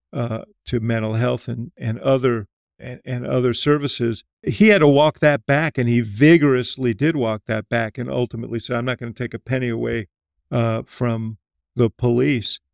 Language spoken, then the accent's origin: English; Chicago, Illinois, United States; as a Chicagoan